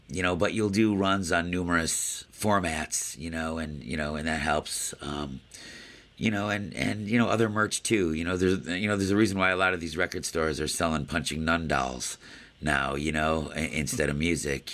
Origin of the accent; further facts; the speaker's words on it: Buffalo, New York, United States; my hometown here in Buffalo, New York, where I uh, grew up